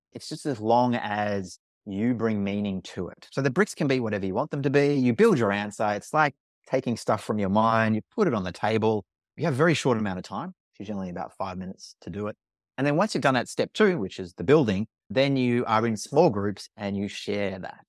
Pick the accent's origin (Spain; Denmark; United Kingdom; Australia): Australia; accent: Australian; I'm Australian, you can probably tell from my accent